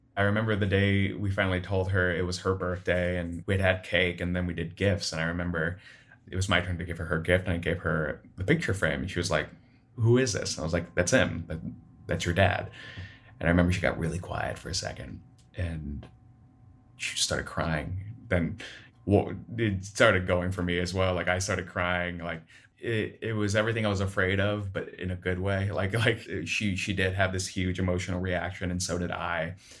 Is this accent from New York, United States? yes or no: no; Sioux City, Iowa, United States; now in Chicago, United States; I am from Sioux City, Iowa, but I live in Chicago now